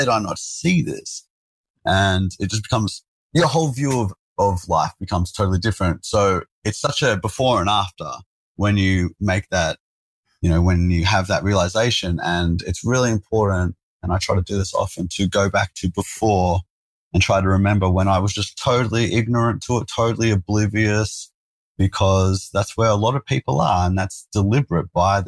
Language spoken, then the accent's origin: English; Sydney, New South Wales, Australia; I grew up in South Sydney, man, a place called Engadine. So in the burbs.